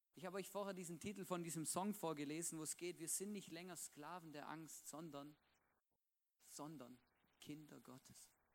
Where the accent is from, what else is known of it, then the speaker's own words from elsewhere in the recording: Swabia, Baden-Württemberg, Germany; now in Vorarlberg, Austria; da, wo ich aufgewachsen bin, im Schwabenländle